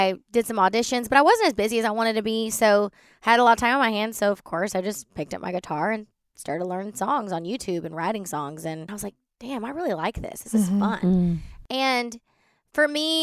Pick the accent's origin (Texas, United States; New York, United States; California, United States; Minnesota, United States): Texas, United States; Baytown; So I grew up in Baytown, which is outside of Houston.